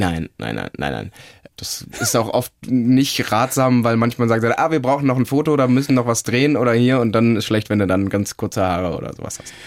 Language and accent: German; Cologne, North Rhine-Westphalia, Germany; also born or lived in Munich; zurück in meine Heimat Köln